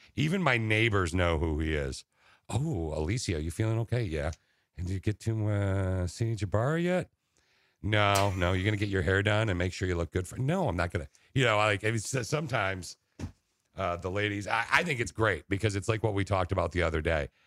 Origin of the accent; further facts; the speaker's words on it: Okemos, Michigan, United States; also born or lived in Laingsburg, Michigan; my hometown, Okemos